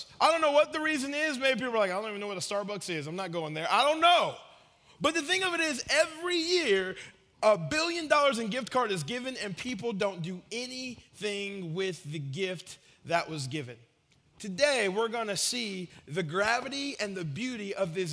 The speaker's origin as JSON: {"language": "English", "town": "Marietta", "region": "Georgia", "country": "United States", "tie": "born or raised there", "moved": "yes", "lives_now": "Murfreesboro, United States", "said": "When I was growing up in Marietta, Georgia"}